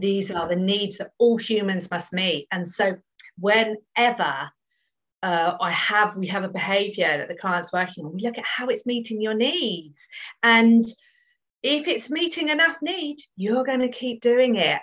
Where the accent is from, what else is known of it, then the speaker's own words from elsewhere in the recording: United Kingdom; I'm British